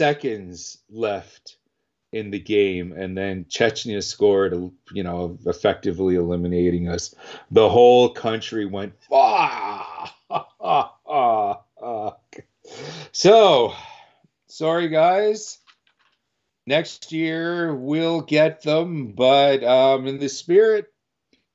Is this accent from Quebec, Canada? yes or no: no; Ottawa, Ontario, Canada; now in Winnipeg, Canada; I was born in Ottawa